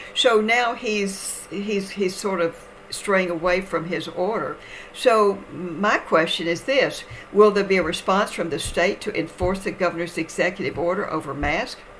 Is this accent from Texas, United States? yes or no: yes; Texas, United States; my home state of Texas